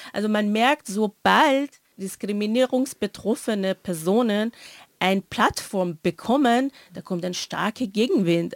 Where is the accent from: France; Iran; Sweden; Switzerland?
Iran; moved away; ich komme ja aus dem Iran